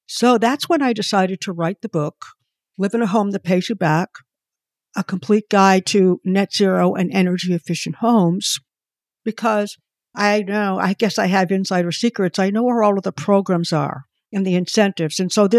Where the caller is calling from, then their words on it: Connecticut, United States; I'm in Connecticut.